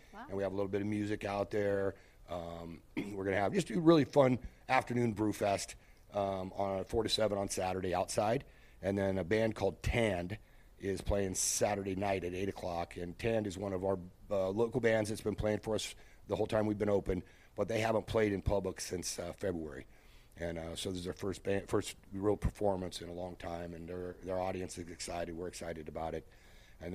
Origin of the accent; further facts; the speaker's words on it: United States; born there; You know, we're in America. I was born in America.